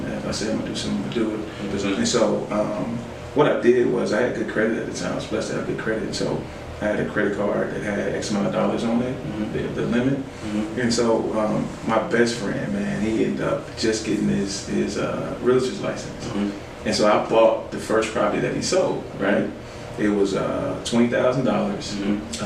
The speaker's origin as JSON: {"language": "English", "town": "Little Rock", "region": "Arkansas", "country": "United States", "tie": "born or raised there", "also_born_or_lived": "Pasadena, California", "said": "We moved from Cali when I was six, maybe seven, back to, to Arkansas. Well, to Little Rock."}